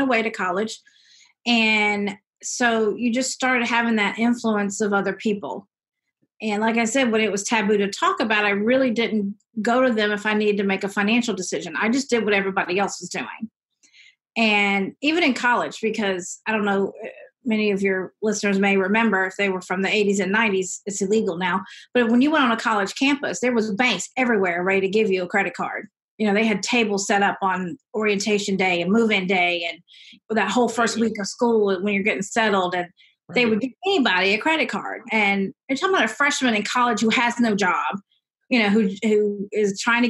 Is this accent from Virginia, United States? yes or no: no; Seneca, South Carolina, United States; I grew up in Clemson, South Carolina, or right outside of it, in Seneca, but in the deep south